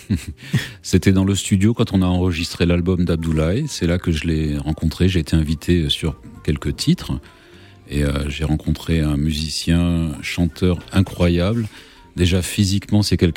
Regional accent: Réunion, France; ça résonne en moi très fort puisque moi je suis originaire de l'île de la Réunion.

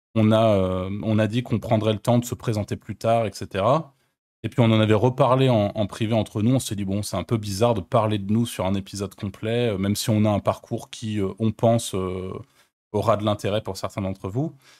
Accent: France; also born or lived in Malta; je suis français et je connais les Français, je connais la France

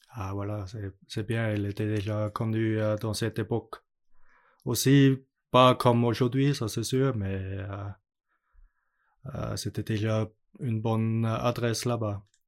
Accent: Austria; French is a second language; moved away; l'école était près chez moi à Autriche

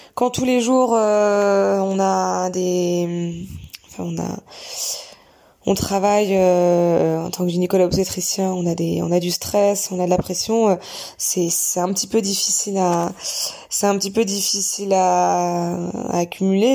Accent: Bayeux, Normandy, France; moved away; also born or lived in Caen; je suis originaire de Normandie, plus précisément de Bayeux, petite commune à côté de Caen

